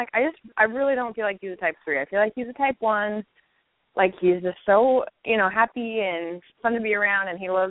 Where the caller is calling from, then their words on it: Virginia, United States; I'm calling from Virginia.